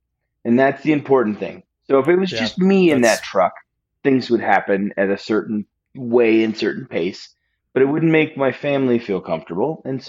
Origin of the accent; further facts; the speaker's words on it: Alaska, United States; I grew up in Alaska.